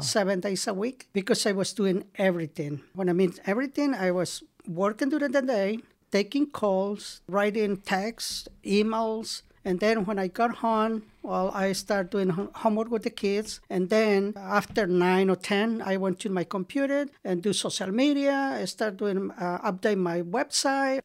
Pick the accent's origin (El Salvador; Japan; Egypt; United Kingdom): El Salvador; English is a second language; moved away as an adult; now in Marin, United States; I am from El Salvador